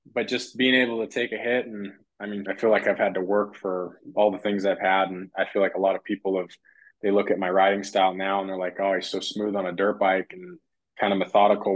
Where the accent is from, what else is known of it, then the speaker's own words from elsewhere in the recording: Reno, Nevada, United States; I grew up in Reno. I'm based out of Reno